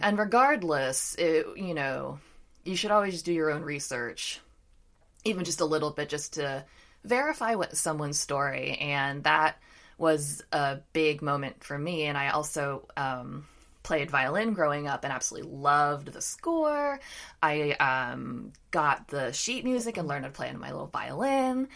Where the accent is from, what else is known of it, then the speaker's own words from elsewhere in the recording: Washington, District of Columbia, United States; I live near the Capitol, you know, those riots happen in my hometown